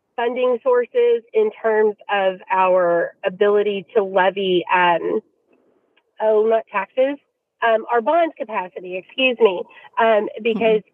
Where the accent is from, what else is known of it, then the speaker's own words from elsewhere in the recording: Louisville, Kentucky, United States; the district where my kids attend school um, and, and it's my hometown